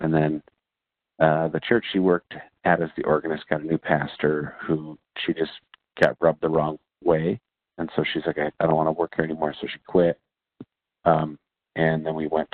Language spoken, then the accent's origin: English; Michigan, United States; I grew up in Michigan in the church